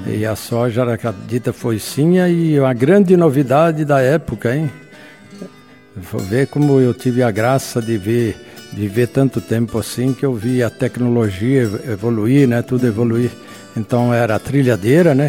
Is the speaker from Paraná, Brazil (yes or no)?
yes; Maringá, Paraná, Brazil; now in Ampére, Brazil; Eu nasci na Água Caxias, no então distrito de Floresta, que era município de Maringá. Então consta no meu registro como Maringá